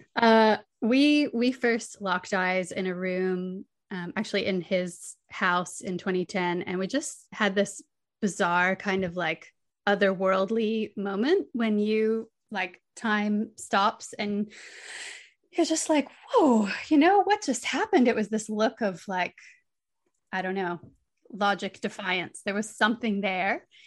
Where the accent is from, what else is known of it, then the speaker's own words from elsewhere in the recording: St. Augustine, Florida, United States; moved away as an adult; now in Byron Bay, Australia; I grew up in Saint Augustine